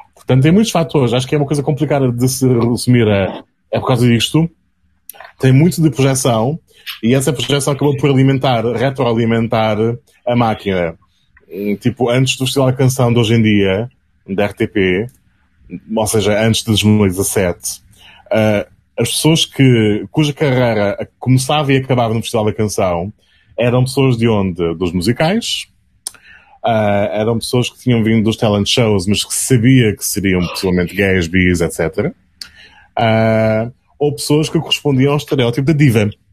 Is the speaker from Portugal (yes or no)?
yes; Azores, Portugal; crescendo nos Açores